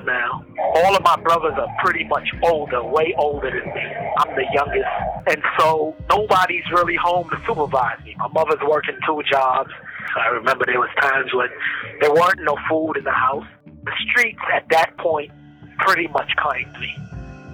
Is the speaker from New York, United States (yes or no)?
yes; New York City, New York, United States; also born or lived in Brooklyn; I was born in Harlem Hospital in 1965